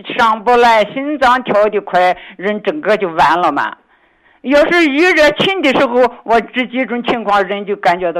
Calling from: Lanzhou, Gansu, China; 我是兰州的。

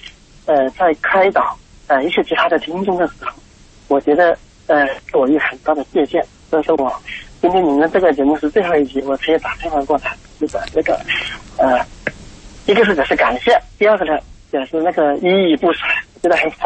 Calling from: Dongguan, Guangdong, China; 我是从东莞打过来的。

